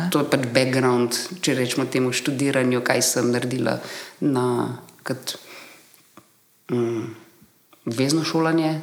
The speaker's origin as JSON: {"language": "Slovenian", "country": "Slovenia", "said": "izhajajoče iz Slovenije, iz bivše Jugoslavije"}